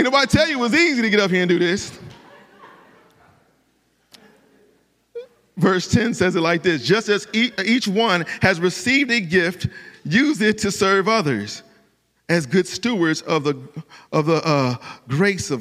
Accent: Cleveland, Ohio, United States; moved away; I'm from Cleveland, Ohio.

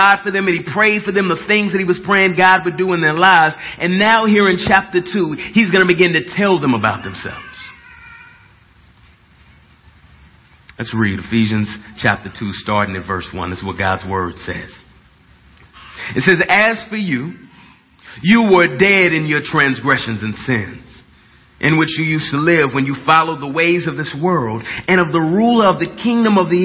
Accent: Dallas, Texas, United States; I'm from Dallas. And I just talk kind of weird

